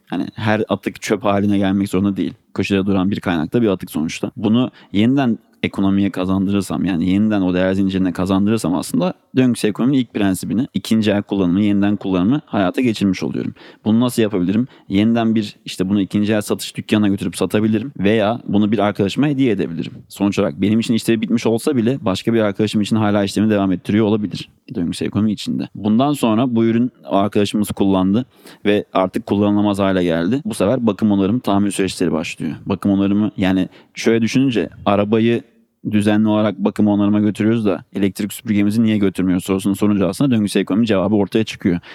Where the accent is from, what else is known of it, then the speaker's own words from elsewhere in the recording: Ankara, Turkey; Ankaralıyım. 91 yılında Ankara'da doğdum